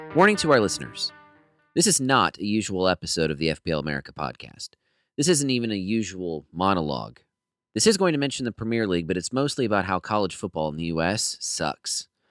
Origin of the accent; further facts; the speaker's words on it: Minnesota, United States; now in Virginia, United States; As a Minnesotan, currently living in Virginia